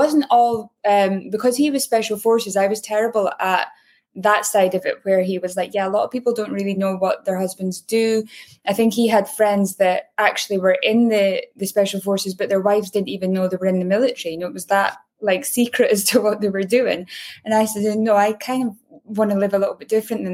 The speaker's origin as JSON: {"language": "English", "town": "Aberdeen", "region": "Scotland", "country": "United Kingdom", "tie": "born or raised there", "moved": "yes", "said": "where I grew up in Aberdeen, it was the oil and gas capital of Europe."}